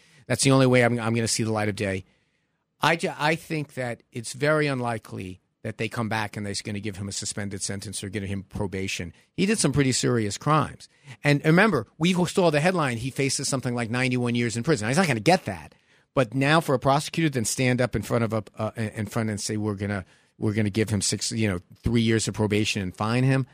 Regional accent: New York City, New York, United States; That's the Brooklyn of me

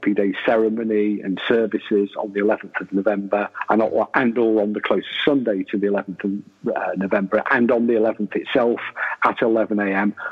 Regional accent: United Kingdom; I like being British

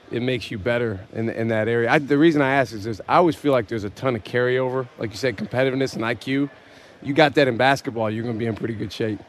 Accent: Madison, Wisconsin, United States; I grew up uh, in Madison, Wisconsin

